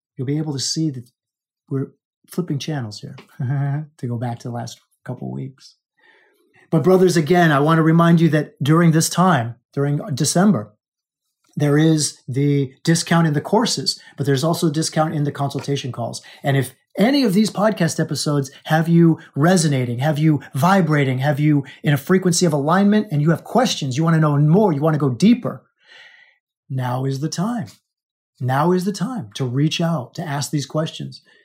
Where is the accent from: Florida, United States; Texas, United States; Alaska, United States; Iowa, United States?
Alaska, United States; I was born in Alaska